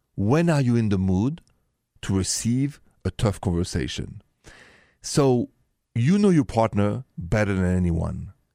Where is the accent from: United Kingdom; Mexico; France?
France; Paris, Île-de-France; accent: thick French; English is a second language; moved away; Paris, France, where I and my thick accent are from